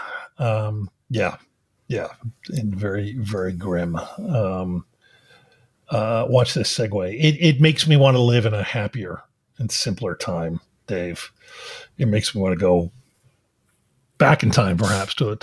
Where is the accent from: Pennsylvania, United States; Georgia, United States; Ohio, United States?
Pennsylvania, United States; Philadelphia; moved away; I grew up in Philadelphia